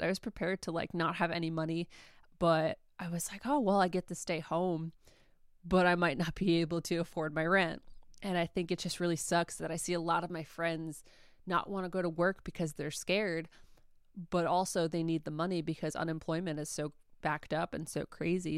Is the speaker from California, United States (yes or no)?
no; New York, United States; moved away; I'm from New York. My whole family is back in New York.